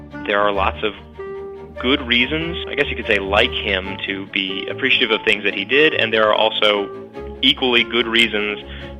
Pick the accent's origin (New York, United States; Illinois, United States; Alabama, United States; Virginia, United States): Virginia, United States; Arlington County; I am a native Virginian, though I was born in Arlington County